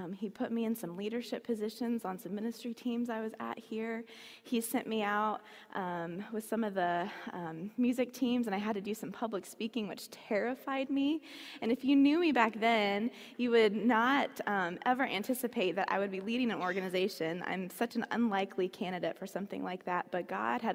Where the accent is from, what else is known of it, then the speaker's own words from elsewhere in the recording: Marion, Indiana, United States; I'm from Marion, Indiana, so I grew up here